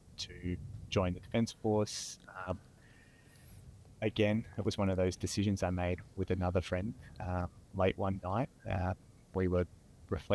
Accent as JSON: {"language": "English", "town": "Hobart", "region": "Tasmania", "country": "Australia", "tie": "born or raised there", "said": "So I grew up in Tasmania, Hobart. I grew up on the Eastern Shore, Rosny Park."}